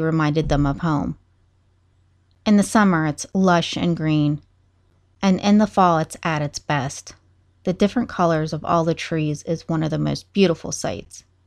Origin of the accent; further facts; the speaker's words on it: Moundsville, West Virginia, United States; moved away as an adult; also born or lived in Ohio / Pennsylvania; now in Pittsburgh, United States; My hometown is Moundsville, West Virginia